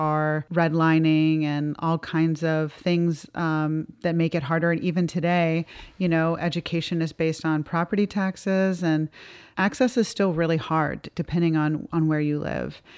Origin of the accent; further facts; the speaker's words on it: Georgia, United States; my home state of Georgia